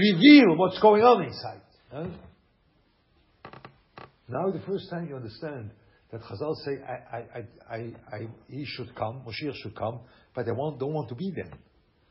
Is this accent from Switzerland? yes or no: yes; Lucerne, Switzerland; English is a second language; moved away; I'm from Schweiz, you know, Luzern.